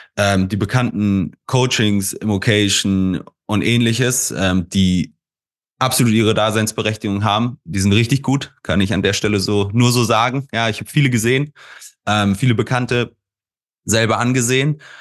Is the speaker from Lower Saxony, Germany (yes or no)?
yes; Hanover, Lower Saxony, Germany; Ich bin gebürtig aus Hannover